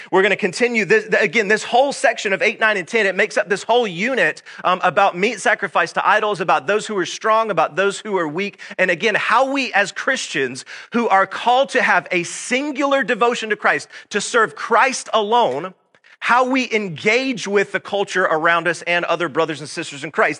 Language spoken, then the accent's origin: English; Georgia, United States; I was born and raised right here in Georgia